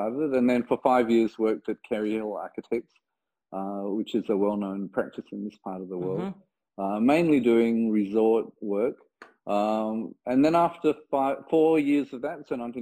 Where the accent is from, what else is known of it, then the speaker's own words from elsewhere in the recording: Perth, Western Australia, Australia; I grew up in Perth in Western Australia